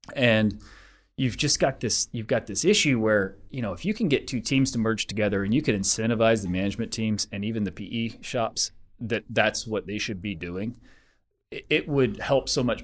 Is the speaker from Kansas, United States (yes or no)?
no; Denver, Colorado, United States; I'm from Denver.